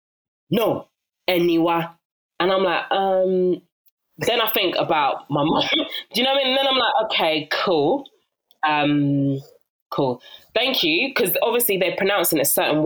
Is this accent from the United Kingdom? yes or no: yes; London, United Kingdom; accent: South London; my South London dulcet tones